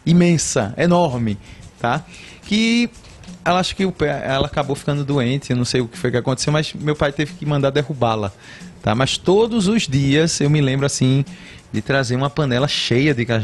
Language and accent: Portuguese; Cedro, Pernambuco, Brazil; also born or lived in Matriz / Livramento / Jaboatão / Recife; Ainda que eu tenha morado na Matriz e no Livramento, hum. porque quando saímos do Cedro, eu fui morar na Matriz, depois fui morar no Livramento, depois é que fomos para Jaboatão, Recife